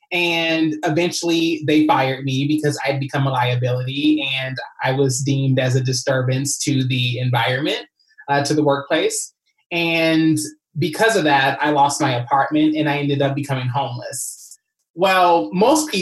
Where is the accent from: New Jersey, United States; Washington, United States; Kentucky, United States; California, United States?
Kentucky, United States; moved away as an adult; now in Los Angeles, United States; I came from Kentucky when I was 19 years old